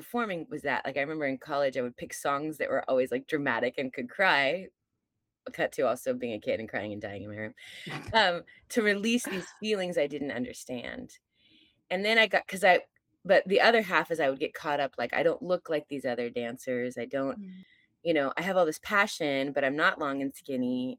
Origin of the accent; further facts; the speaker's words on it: California, United States; moved away; I'm from California originally